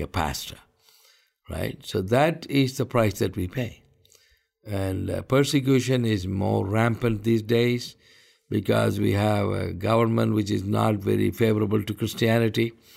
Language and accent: English; India; I'm an Indian. I live all my life in India. And this is my country.